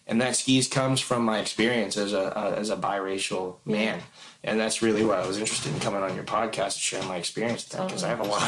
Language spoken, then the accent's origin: English; Philippines; I don't think that I'm any better because I'm Filipino, but I consider it one of my strengths.